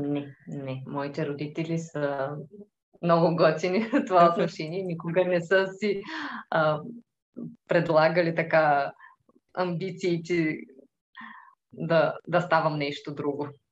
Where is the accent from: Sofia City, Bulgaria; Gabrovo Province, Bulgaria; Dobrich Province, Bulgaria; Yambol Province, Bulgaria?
Dobrich Province, Bulgaria; Tervel; now in Dobrich, Bulgaria; А, аз съм от Тервел. Това е едно малко градче до Добрич.